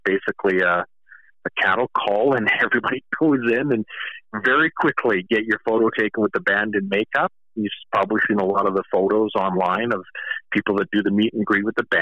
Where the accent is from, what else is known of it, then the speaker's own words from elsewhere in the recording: Kamloops, British Columbia, Canada; here in my hometown of Kamloops